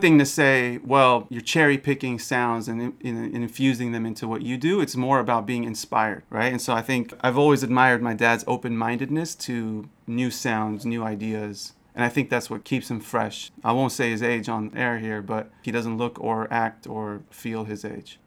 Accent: San Francisco, California, United States; I was born in San Francisco, grew up here my entire life, went to Berkeley

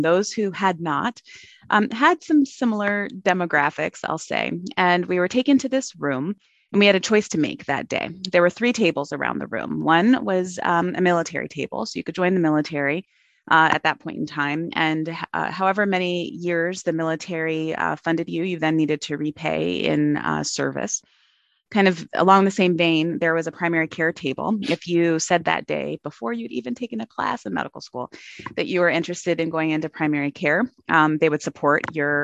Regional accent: Arizona, United States; moved away; I'm an Arizona native

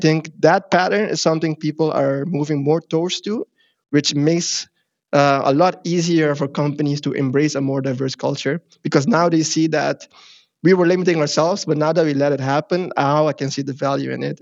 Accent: Curaçao; now in Netherlands; I'm not from Africa myself, but I do come mm-hmm. from Curacao

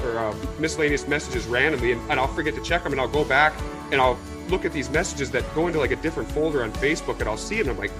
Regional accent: Minnesota, United States; I'm a Yank, born and raised in Minnesota

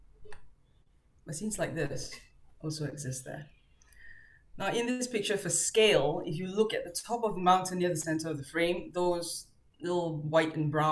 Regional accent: Singapore; moved away as an adult; also born or lived in Australia / Iraq; I was born and raised in Singapore. I left Singapore in 1999 for Australia and stayed there till about 2013.

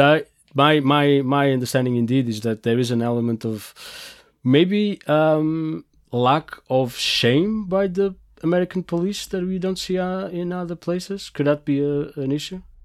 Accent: Portugal; I come from Portugal

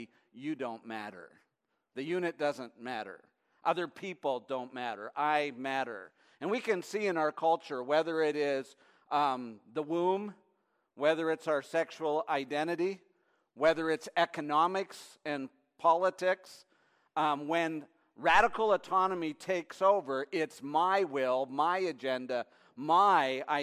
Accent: near Detroit, on the Canadian side, Ontario, Canada; now in United States; when I was a kid growing up, I lived near Detroit, Michigan, on the Canadian side.

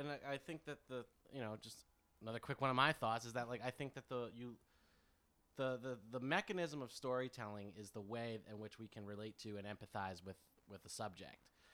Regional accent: United States

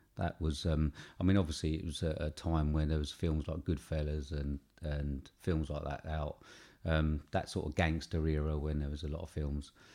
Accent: England, United Kingdom; we're British

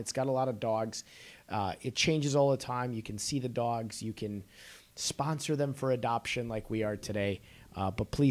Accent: Chicago, Illinois, United States; I'm from Chicago, too

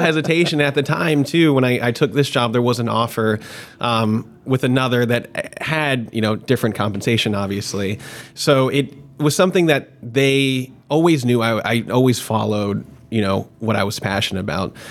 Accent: Marietta, Georgia, United States; moved away as an adult; also born or lived in Jacksonville, Florida; now in Tampa, United States; I actually grew up in uh, Marietta, Georgia, which is like 20 minutes north of Atlanta, um, and spent most of my developing years there up until after college

